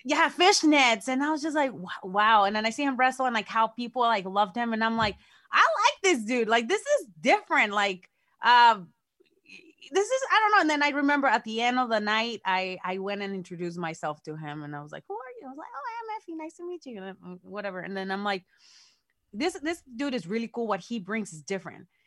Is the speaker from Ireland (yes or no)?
no; Mexico; moved away; me growing up in Mexico with exoticos